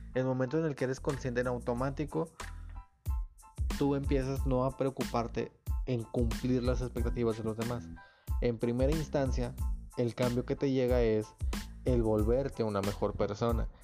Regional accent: Nuevo Laredo, Tamaulipas, Mexico; moved away as an adult; now in Monterrey area, Mexico; soy de México. Este, digo, soy de, de hecho, soy de Nuevo Laredo, de Laredo, aquí cerquita de Estados Unidos

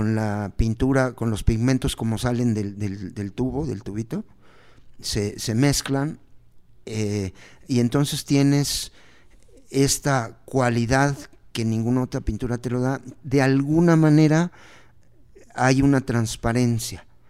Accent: Mexico; como somos mexicanos

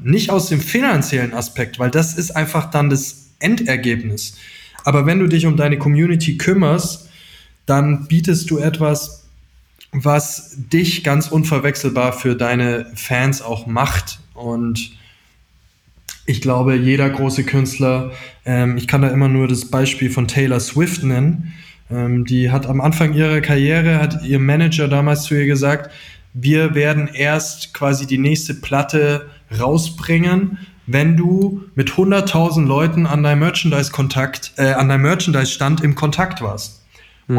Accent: near Augsburg, Bavaria, Germany; also born or lived in Dillingen an der Donau; wir kommen aus der Nähe von Augsburg ursprünglich

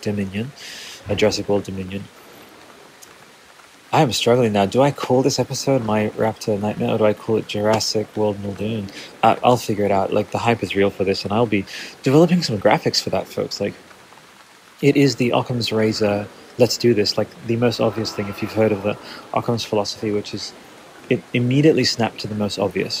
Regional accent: Australia; I'm an Australian artist

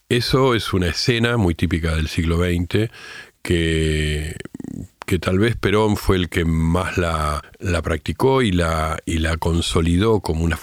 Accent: Argentina; now in Uruguay; Además de todo eso, que también soy argentino, que vivo acá hace muchos años y que me siento tan argentino como uruguayo

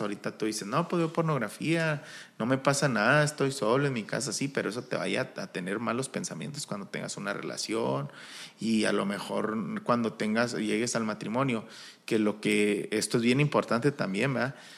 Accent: Chihuahua, Mexico; somos alterados de Chihuahua

